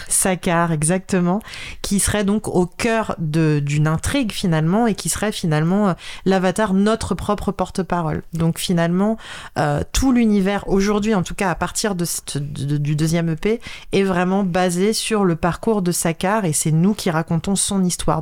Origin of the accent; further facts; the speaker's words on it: Paris, Île-de-France, France; je suis vraiment de Paris, Paris